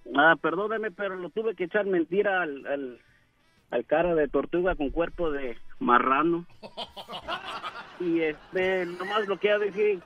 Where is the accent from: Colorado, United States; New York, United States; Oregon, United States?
Oregon, United States; also born or lived in California; yo soy de Oregon. Yo nací en, en, California, pero me trajeron aquí en Oregon